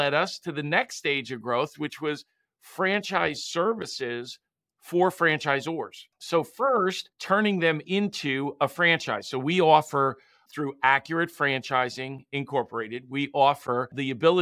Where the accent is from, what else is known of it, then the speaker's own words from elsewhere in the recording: Long Island, New York, United States; in Farmingdale, Long Island, in New York, where I'm from